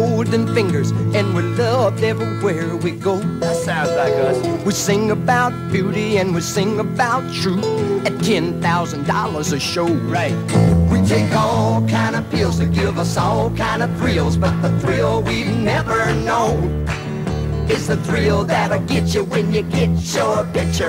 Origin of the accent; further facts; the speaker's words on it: southern Alberta, Canada; from Hannah, Alberta, which is like 90 miles from my hometown